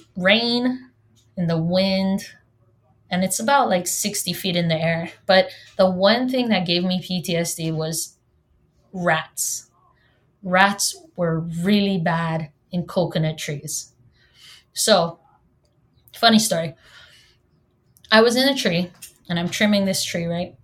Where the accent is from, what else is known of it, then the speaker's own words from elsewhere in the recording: Hawaii, United States; first language Hawaiian; English is a second language; I'm from Hawaii, and yes, I was born and raised here